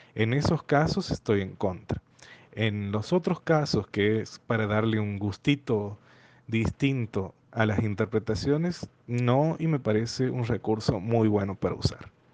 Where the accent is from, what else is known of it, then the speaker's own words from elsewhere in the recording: Santiago del Estero, Argentina; Soy de Argentina, de la ciudad de Santiago del Estero.